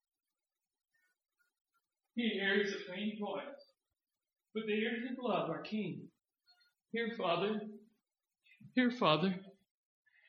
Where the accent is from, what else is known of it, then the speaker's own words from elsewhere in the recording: Richmond, Virginia, United States; Richmond, Virginia, that's my hometown